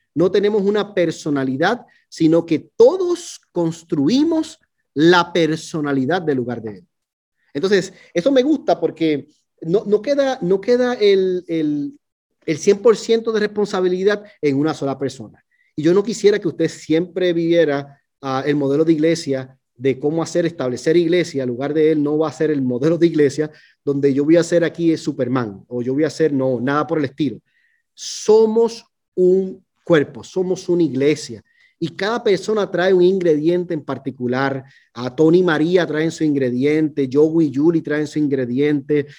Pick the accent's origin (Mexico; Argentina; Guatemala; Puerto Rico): Puerto Rico; now in Fort Worth, United States; yo soy puertorriqueño, ¿no? Nosotros decimos boricua